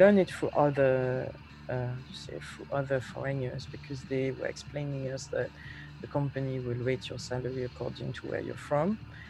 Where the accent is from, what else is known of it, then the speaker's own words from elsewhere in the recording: London, United Kingdom; I'm a woman. I came from London.